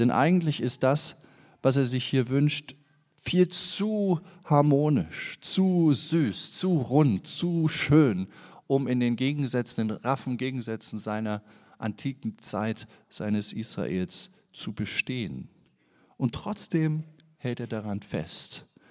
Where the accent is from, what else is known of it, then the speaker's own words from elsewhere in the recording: Germany; Ich bin ja im Osten in der DDR aufgewachsen, habe meine Grundschulzeit in der DDR verbracht